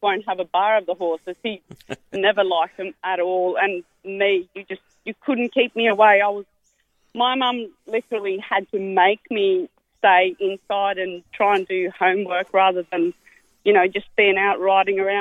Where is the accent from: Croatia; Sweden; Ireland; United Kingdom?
Sweden; now in Sydney, Australia; I was born and bred in Sweden in a little country town called Biggerholm.